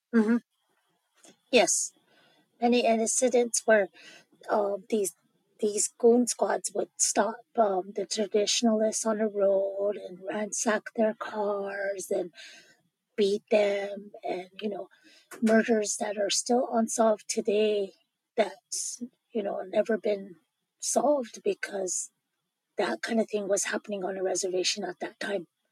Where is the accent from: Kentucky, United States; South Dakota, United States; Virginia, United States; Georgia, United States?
South Dakota, United States; Pine Ridge; moved away as an adult; now in Wagner, United States; I'm originally from the Oglala Sioux tribe in Pine Ridge, South Dakota.